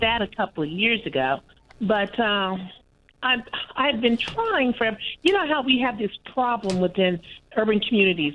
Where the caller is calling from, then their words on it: Kansas City, Missouri, United States; I'm calling from Kansas City, Missouri